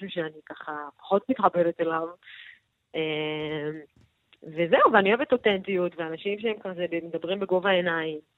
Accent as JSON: {"language": "Hebrew", "town": "Shoham", "region": "Central District", "country": "Israel", "lives_now": "Tel Aviv, Israel", "said": "משוהם. לא מקום ככה... הכי שכונה"}